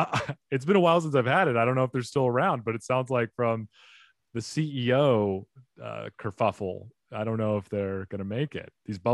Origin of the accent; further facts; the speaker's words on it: Phoenix, Arizona, United States; also born or lived in Cottonwood, Arizona; I grew up I was born in Phoenix. And then when I was young, I think about 11 or 12, my family decided to move to Cottonwood, Arizona, a little farm town.